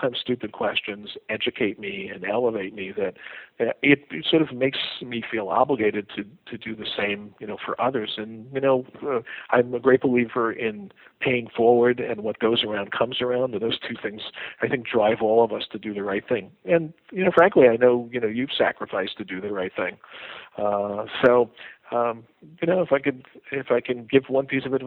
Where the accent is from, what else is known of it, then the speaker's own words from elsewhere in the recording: New York City, New York, United States; As a poor kid growing up in the Bronx